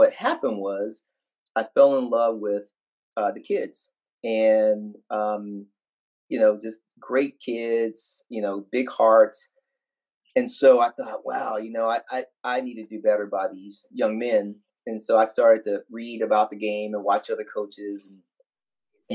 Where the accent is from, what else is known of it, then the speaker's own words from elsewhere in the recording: West Texas, United States; growing up in West Texas, there was I grew up 20 miles away from Friday Night